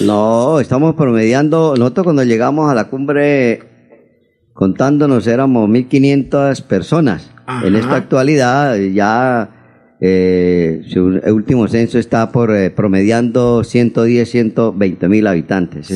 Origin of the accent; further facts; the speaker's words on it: Charalá, Santander, Colombia; now in Bucaramanga, Colombia; mi pueblo, de Charalá